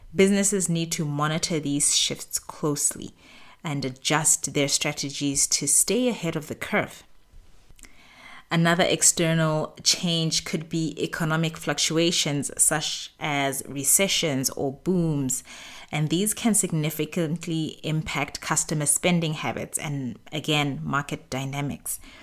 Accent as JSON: {"language": "English", "country": "Botswana", "moved": "as an adult", "lives_now": "Middle East", "said": "I've run businesses in the Middle East where I've lived for the past ten years, as well as in my home country, Botswana"}